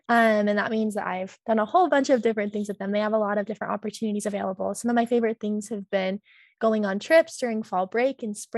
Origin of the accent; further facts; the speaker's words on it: South Jordan, Utah, United States; I'm a junior studying international studies in Portuguese, and I am from South Jordan, Utah.